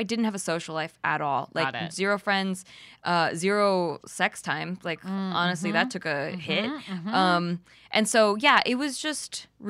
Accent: Philippines; I'm Filipino, but the Spaniards came and raped and pillaged the Philippines.

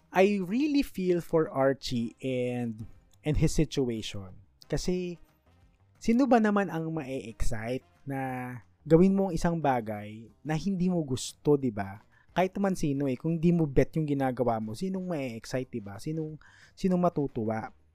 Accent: Manila, Metro Manila, Philippines; since I was born in Manila, I am eligible sa scholarship ng PLM

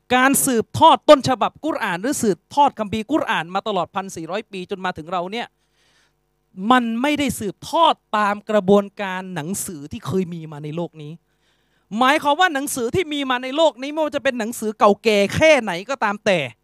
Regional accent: Yala, Thailand; อย่างผมพื้นเพเดิม ผมเป็นคนจังหวัดยะลา

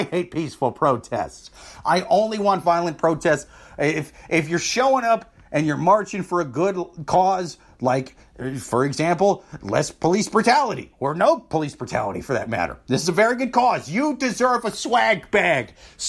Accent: Iowa, United States; Yeah, I'm from Iowa. I know.

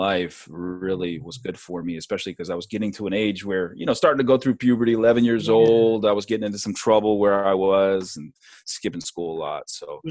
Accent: Hershey, Pennsylvania, United States; also born or lived in Niagara Falls, New York / California; I grew up at Milton Hershey School

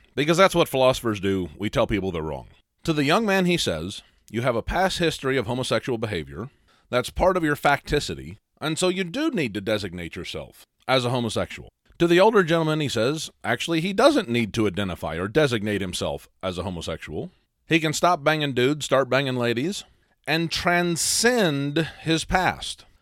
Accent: a small town in the Midwest, United States; I was raised in a small town in the Midwest

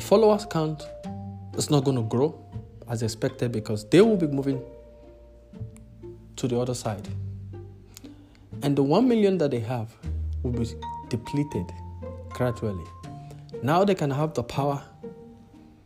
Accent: Nigeria; also born or lived in multiple countries in Africa; now in South Africa; as an African, as a Nigerian, who has lived across multiple countries in Africa, currently residing in South Africa.

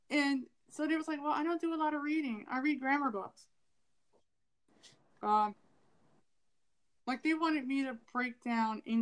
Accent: Ohio, United States; also born or lived in California; I lived in California for three years, but I'm not California. You know, I'm from Ohio, but I don't sound like I'm from the Midwest

